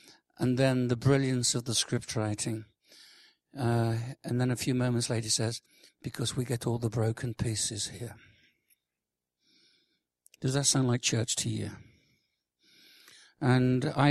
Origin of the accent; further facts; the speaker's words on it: Birmingham, West Midlands, United Kingdom; now in Lincoln, United Kingdom; I'm from Lincoln. Originally from Birmingham, which is great. I love Birmingham